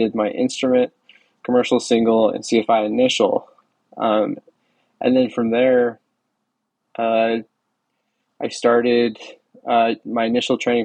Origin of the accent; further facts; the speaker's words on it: Wyoming, United States; moved away as an adult; also born or lived in Central Florida; I grew up in Wyoming, and I worked with a small flight school out there